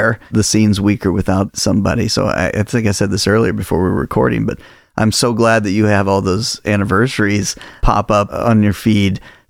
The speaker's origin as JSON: {"language": "English", "region": "Indiana", "country": "United States", "tie": "born or raised there", "moved": "yes", "lives_now": "Illinois, United States", "said": "I grew up in Indiana, and so you know, basketball is kind of king in Indiana"}